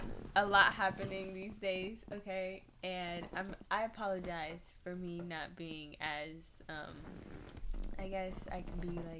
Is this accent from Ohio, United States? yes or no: no; Bloomfield, New Jersey, United States; moved away as an adult; I lived in Bloomfield since I was, in kindergarten? And then I moved out of Bloomfield when I was, like, 18. So, I'm from Bloomfield.